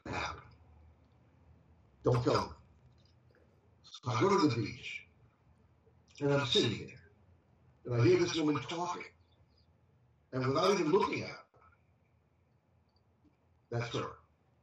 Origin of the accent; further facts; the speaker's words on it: Hartford, Connecticut, United States; moved away; I was born in Hartford, Connecticut